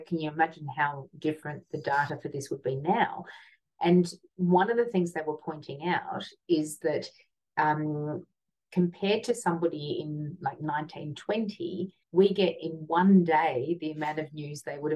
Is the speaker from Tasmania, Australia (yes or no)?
yes; Hobart, Tasmania, Australia; I grew up in Hobart, and it was kind of like a country town in the 70s.